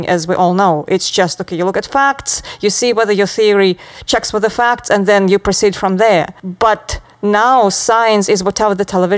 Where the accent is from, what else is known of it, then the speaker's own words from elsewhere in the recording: Moscow, Russia; now in United States; I grew up in Moscow.